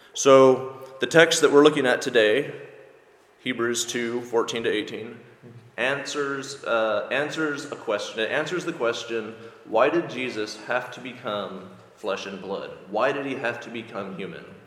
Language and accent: English; United States; moved away as an adult; now in Ireland; if you can't tell from my accent, I'm from America